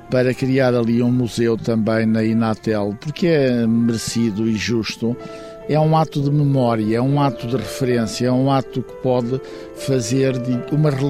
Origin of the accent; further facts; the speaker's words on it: Portugal; pelo menos da nossa própria história, daquilo que nós somos como portugueses com autores portugueses.